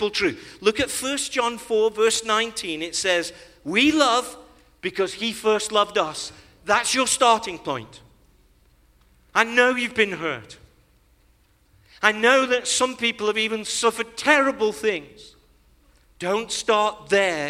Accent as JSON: {"language": "English", "region": "England", "country": "United Kingdom", "tie": "born or raised there", "said": "when we were growing up in Great Britain"}